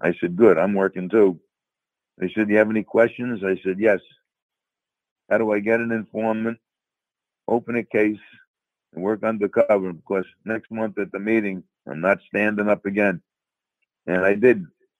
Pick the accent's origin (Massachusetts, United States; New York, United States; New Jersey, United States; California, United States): New York, United States; accent: New York; now in Tampa area, United States; as you can tell from my accent, I'm from New York anyway, so I fitted in with New York.